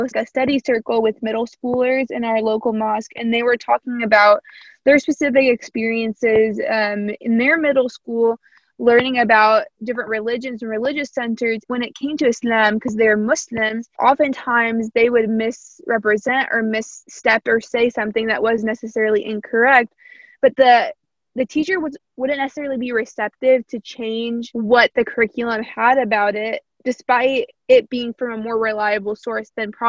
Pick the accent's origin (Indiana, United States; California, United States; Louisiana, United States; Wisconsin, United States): Indiana, United States; Evansville; accent: Southern; slight country accent; I grew up in Indiana, close to Kentucky, so I have a little bit of a Southern accent